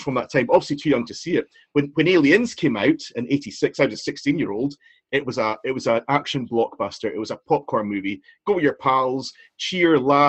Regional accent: Inverness, Scotland, United Kingdom; I'm from Inverness, I went round to Greg Street Post Office

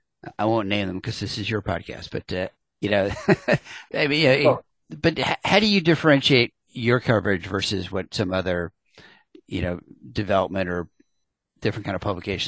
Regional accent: Atlanta, Georgia, United States; I grew up in Atlanta

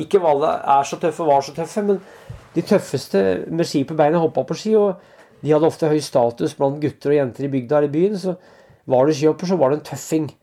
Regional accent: Ringsaker, Innlandet, Norway; i Ringsaker kommune, der jeg vokste opp

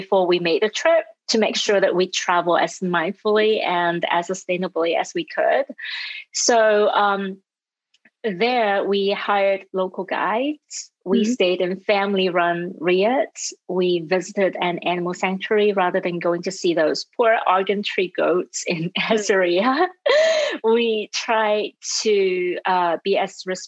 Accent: Hong Kong; moved away as an adult; also born or lived in Europe; now in United States; I was born and raised in Hong Kong

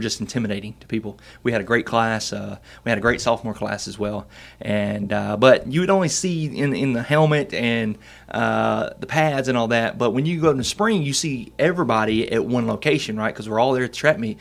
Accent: Camden, Arkansas, United States; also born or lived in Bearden, Arkansas; I grew up in Camden, Arkansas

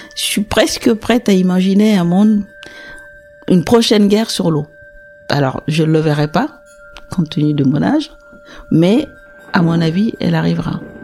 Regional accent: Sahel, Burkina Faso; now in Porquerolles, France; je suis née au Sahel, donc en Burkina Faso

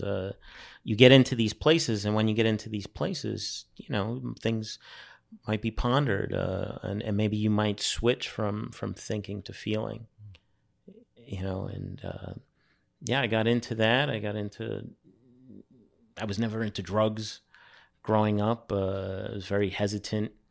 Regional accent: New York City, New York, United States; moved away as an adult; also born or lived in Brooklyn, New York; now in France; I grew up on Staten Island

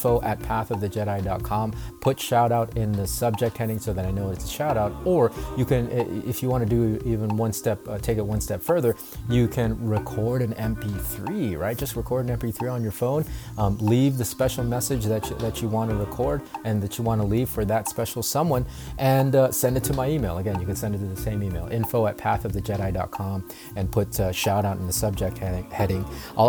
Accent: North Carolina, United States; also born or lived in Philippines; I mean, I'm from the islands, right? I'm from the Philippines. The ocean is normal. And here in North Carolina, it's only, you know, growing up, it was only a few hours drive away.

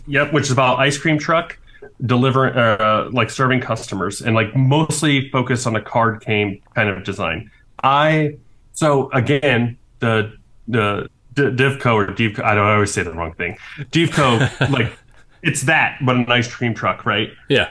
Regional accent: Chattanooga, Tennessee, United States; I was born in Chattanooga

